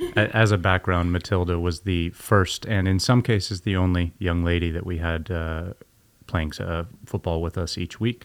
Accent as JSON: {"language": "English", "country": "Canada", "tie": "born or raised there", "said": "growing up in Canada"}